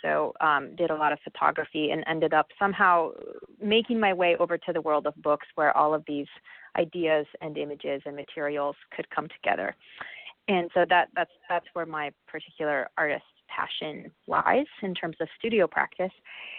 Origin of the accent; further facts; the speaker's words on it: Nebraska, United States; moved away as an adult; now in Minneapolis, United States; I didn't grow up in Minnesota. I grew up in Nebraska, and I ended up here to go to school, as many people